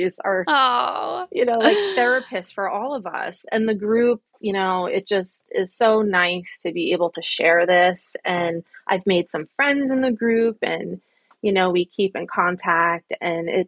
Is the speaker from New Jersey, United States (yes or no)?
yes; central New Jersey, United States; accent: Jersey; Do I have a big Jersey accent?